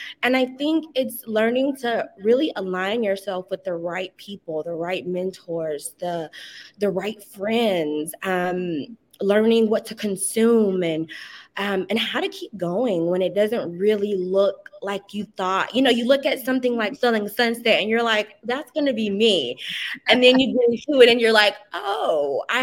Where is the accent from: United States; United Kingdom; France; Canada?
United States; Atlanta, Georgia; moved away as an adult; also born or lived in California; now in Los Angeles, United States; I'm originally from Atlanta, born and raised, relocated to California in 2019